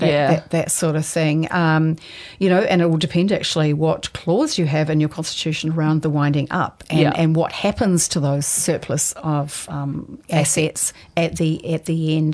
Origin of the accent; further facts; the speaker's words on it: Taranaki, New Zealand; moved away; I'm originally from Taranaki